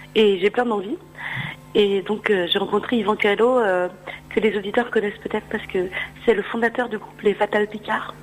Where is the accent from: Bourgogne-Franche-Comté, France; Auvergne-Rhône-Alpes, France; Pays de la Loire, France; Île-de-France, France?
Auvergne-Rhône-Alpes, France; Lyon; je suis lyonnaise